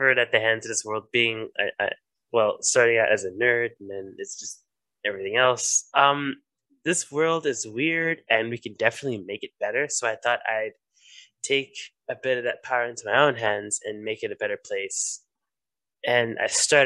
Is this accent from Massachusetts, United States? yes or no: no; St. Louis, Missouri, United States; moved away as an adult; now in St. Paul, United States; I'm from St. Louis, Missouri